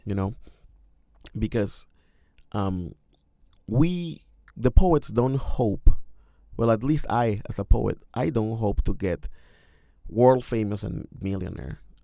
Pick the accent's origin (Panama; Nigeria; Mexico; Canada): Mexico; English is a second language; moved away as an adult; now in Cincinnati, United States; I am from Mexico, and I miss my mother, and I miss listening to Spanish when I walk in the street